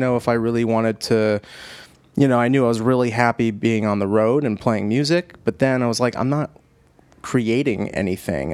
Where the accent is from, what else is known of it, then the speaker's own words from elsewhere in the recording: Cranston, Rhode Island, United States; I'm from Cranston